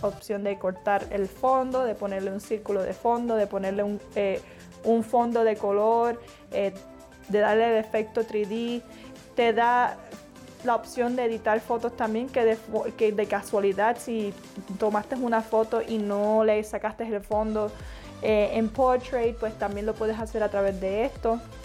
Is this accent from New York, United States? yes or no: no; Florida, United States; Yo soy de Florida, actualmente vivo en Florida